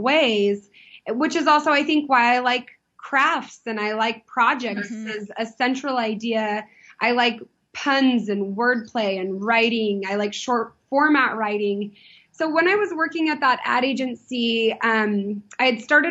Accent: San Diego, California, United States; I grew up in Southern California

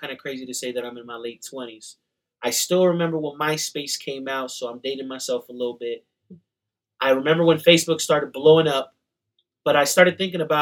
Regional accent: New York, United States; also born or lived in Colombia; now in Salt Lake City, United States; I'm Colombian, born in New York

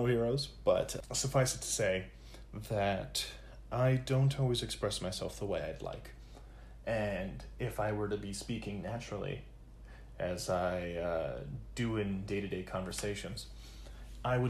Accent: United States

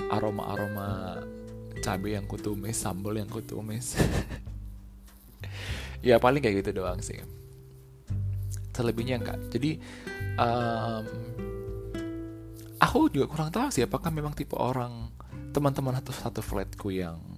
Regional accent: Indonesia; namanya aku orang Indo ya kalau nggak pedes kalau tidak menggoyang lidah istilahnya nggak nggak sah gitu makanannya

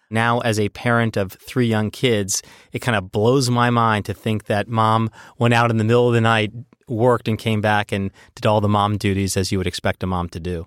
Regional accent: Arlington, Virginia, United States; I grew up in Arlington.

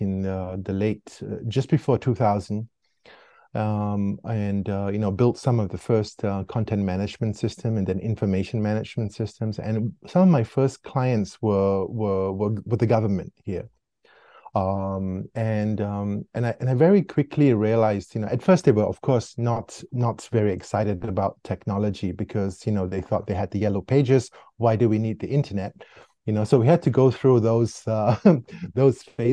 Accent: Singapore; moved away as an adult; now in Switzerland; I grew up in Singapore

